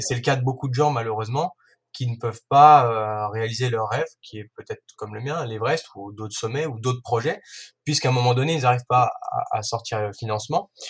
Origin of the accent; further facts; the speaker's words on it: Ain, Auvergne-Rhône-Alpes, France; moved away as an adult; also born or lived in Savoie; je suis de l'Ain